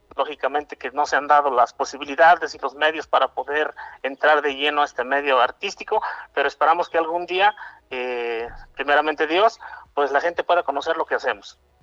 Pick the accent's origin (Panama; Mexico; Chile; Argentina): Mexico; Puebla; soy un cantautor poblano